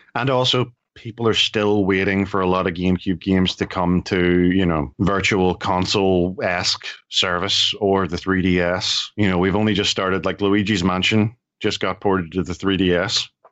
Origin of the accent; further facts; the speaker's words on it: Ireland; I'm Irish.